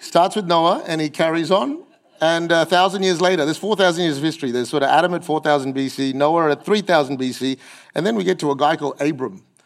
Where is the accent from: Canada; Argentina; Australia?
Australia; I'm too Aussie to be Asian and I'm too Asian to be Aussie